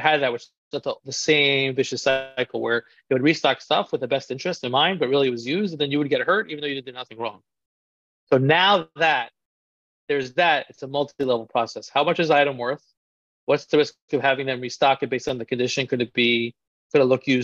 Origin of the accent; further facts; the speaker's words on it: New York City, New York, United States; I grew up in Queens, New York, one of the boroughs of New York City